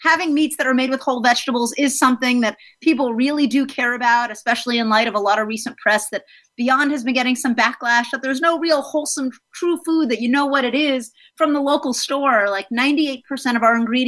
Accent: South Florida, United States; also born or lived in New York City; now in Los Angeles, United States; most of my upbringing was in Florida.

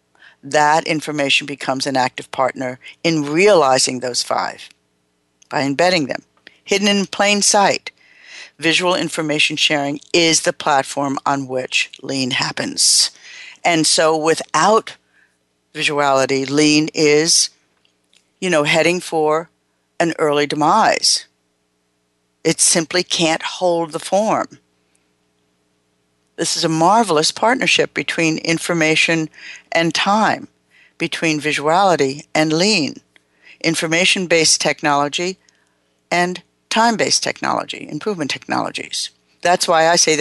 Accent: United States; me as an American

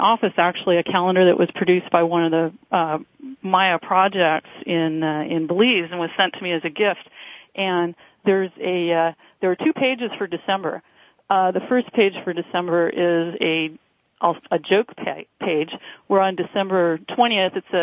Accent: California, United States; also born or lived in Northern Virginia; now in Virginia, United States; speaking coast to coast from my current home here in Northern Virginia and broadcasting back to my home state of California

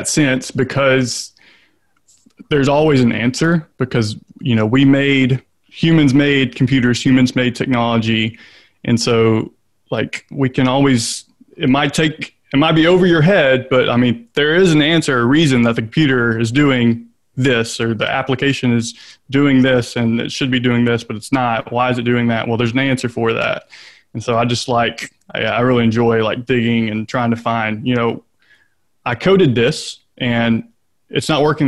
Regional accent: Shreveport, Louisiana, United States; now in Lafayette, United States; I grew up in North Louisiana in Shreveport

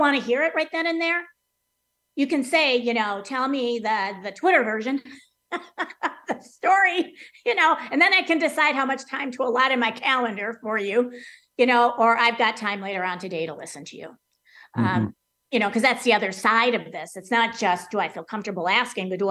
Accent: Wisconsin, United States; growing up in Wisconsin during football season with the Green Bay Packers

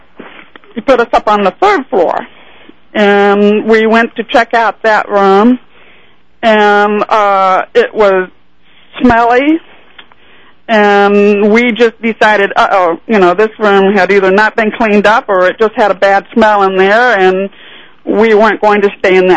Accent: Overland Park, Kansas, United States; my hometown, which is in Overland Park, Kansas

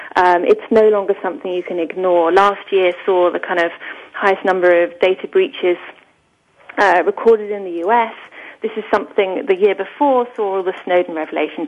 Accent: England, United Kingdom; I'm clearly British

